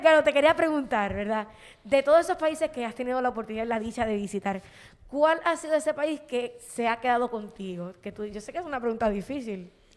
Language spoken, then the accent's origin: Spanish; Puerto Rico; yo soy de aquí de Puerto Rico y yo amo mi país